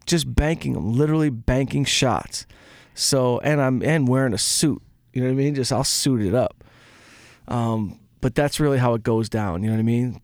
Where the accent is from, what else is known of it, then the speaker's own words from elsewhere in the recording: Detroit, Michigan, United States; I'm from Detroit.